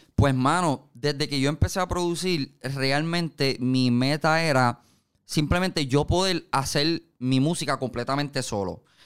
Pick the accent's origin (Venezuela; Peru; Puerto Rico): Puerto Rico; Carolina; yo me crié en Carolina.